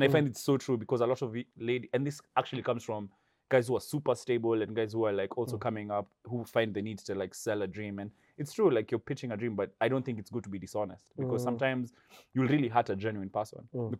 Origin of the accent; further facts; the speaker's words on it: Meru, Meru County, Kenya; also born or lived in Nairobi; I come from Meru.